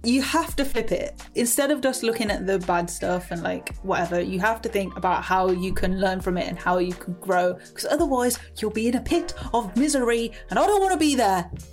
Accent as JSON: {"language": "English", "town": "Coventry", "region": "West Midlands", "country": "United Kingdom", "said": "I'm from Coventry."}